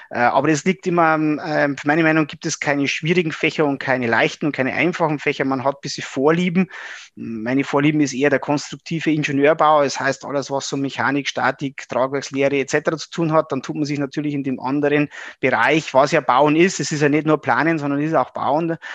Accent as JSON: {"language": "German", "town": "Regensburg", "region": "Bavaria", "country": "Germany", "tie": "born or raised there", "said": "bin ein Oberpfälzer, ähm, hier in äh, Regensburg im Landkreis aufgewachsen"}